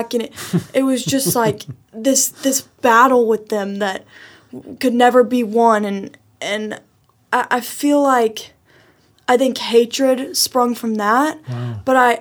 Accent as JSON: {"language": "English", "town": "Lubbock", "region": "Texas", "country": "United States", "tie": "born or raised there", "also_born_or_lived": "Washington, D.C.", "said": "I was born and raised in Lubbock, Texas, and then we moved to D.C. and then moved back"}